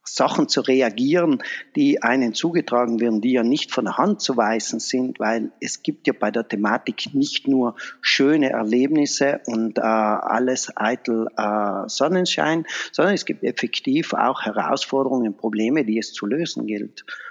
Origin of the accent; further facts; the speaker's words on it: Vahrn, Trentino-Alto Adige, Italy; in meiner Heimatgemeinde in, äh, Fahren. Das ist bei Brixen